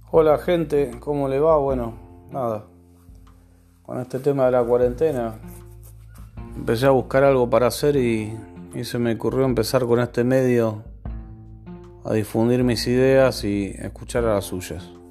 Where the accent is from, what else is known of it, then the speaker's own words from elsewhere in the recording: Argentina; como argentino